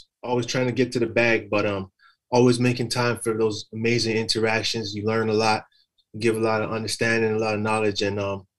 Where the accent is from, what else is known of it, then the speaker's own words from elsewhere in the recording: Toronto, Ontario, Canada; also born or lived in Jane and Finch, Toronto / Scarborough, Toronto / Los Angeles / Atlanta; I'm from Toronto, Canada.